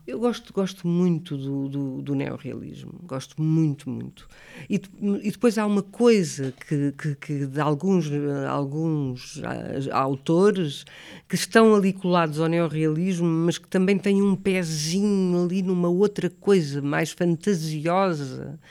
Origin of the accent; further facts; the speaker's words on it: Lisbon, Portugal; also born or lived in Alhandra / Vila Franca de Xira; eu não sou de Alhandra, sou de Lisboa, mas vivi muito em Alhandra e vivi muito em Vila Franca de Xira